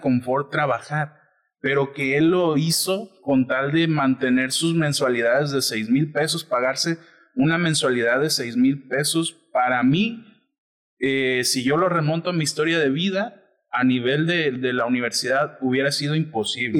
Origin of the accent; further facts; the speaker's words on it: Colima, Mexico; Nosotros somos de Colima